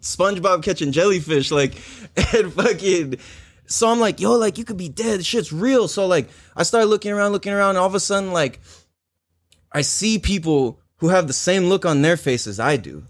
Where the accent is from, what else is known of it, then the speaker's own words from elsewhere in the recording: San Diego, California, United States; growing up in Miramesa